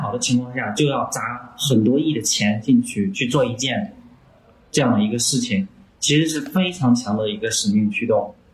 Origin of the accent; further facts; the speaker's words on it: China; 我们中国人比较勤劳